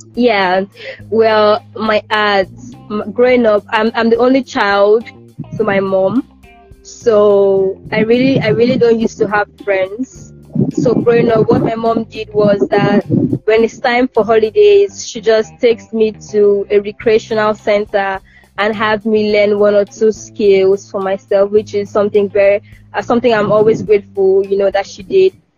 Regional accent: Calabar, Cross River, Nigeria; as a Nigerian student

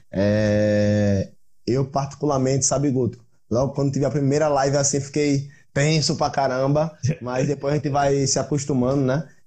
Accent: Aracaju, Sergipe, Brazil; Eu sou da Aracaju. Aracaju ou Sergipe? Aracaju capital, é Sergipe capital, no caso, né?

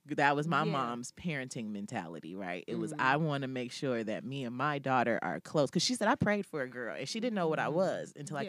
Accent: California, United States; I grew up in California because she had moved to California in the early 80s

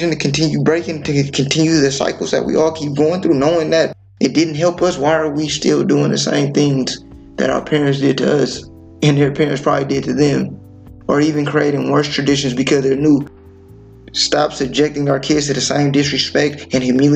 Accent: California, United States; being from California, bro, we can have two different blocks that are like literally a block away beefing with one another. You know, I'm from Seesaw, city full of Crips

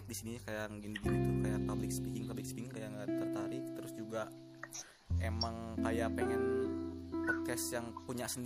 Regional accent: Bandung, West Java, Indonesia; kita mah di mana tuh ya mm -mm. lahir juga di Bandung

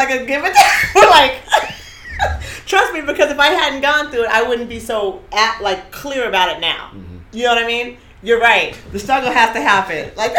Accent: Costa Rica; Because I came from Costa Rica there.

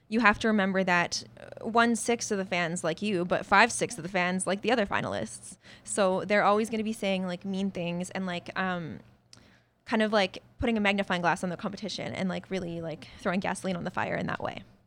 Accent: a village in British Columbia, Canada; also born or lived in Medicine Hat, Alberta / Spruce Grove, Alberta; most of my, like, formative growing up years were spent, uh, in the village. So when people ask me where I was raised, I usually say there because that's where I grew up

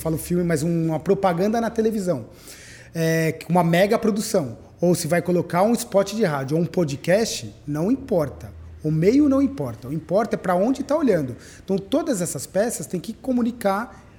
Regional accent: São Paulo, Brazil; eu nasci em São Paulo. É, eu nasci na maternidade de São Paulo

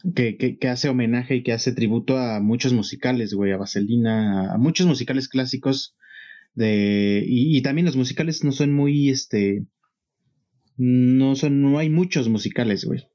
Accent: Mexico; para uno como mexicano

